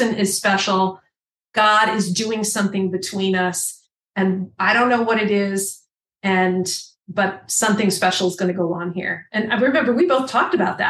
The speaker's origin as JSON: {"language": "English", "region": "California", "country": "United States", "also_born_or_lived": "Toronto, Canada / Dallas, Texas", "moved": "as an adult", "lives_now": "Hamilton, Canada", "said": "I'm from California, which is where I met Debbie"}